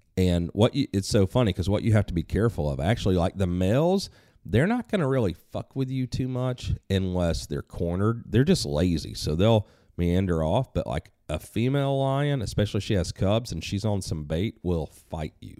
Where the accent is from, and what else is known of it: United States